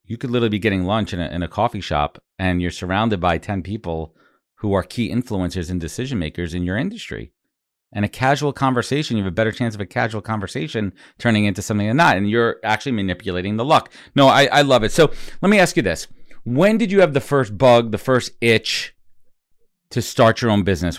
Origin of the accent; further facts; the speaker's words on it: New York, United States; I went to school up in Buffalo, and I'm from New York